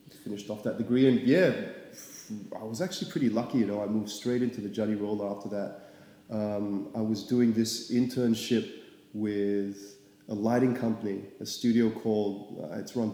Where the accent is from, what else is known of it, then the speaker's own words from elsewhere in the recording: Singapore; moved away as an adult; now in Melbourne, Australia; I'm from Singapore, yeah. Born and bred